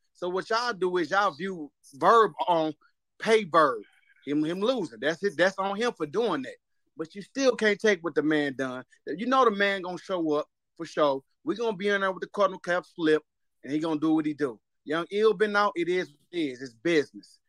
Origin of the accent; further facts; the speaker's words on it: St. Louis, Missouri, United States; I'm from St. Louis